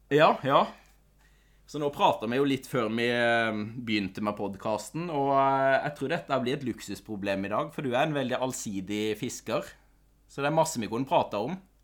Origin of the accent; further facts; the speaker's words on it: Telemark, Norway; jeg er fra Kvitsøy i Telemark